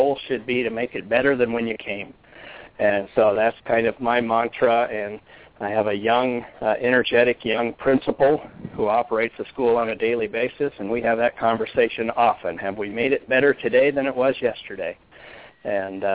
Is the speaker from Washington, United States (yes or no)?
yes; Washington, United States; also born or lived in Arizona; I return to my home state of Washington State